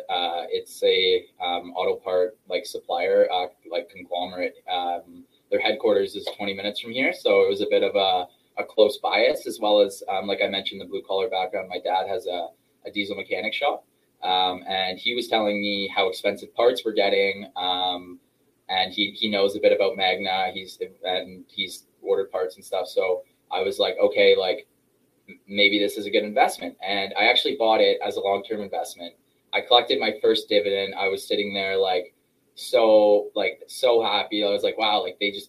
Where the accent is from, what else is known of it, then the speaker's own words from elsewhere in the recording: Toronto, Ontario, Canada; I'm from Canada here in Toronto.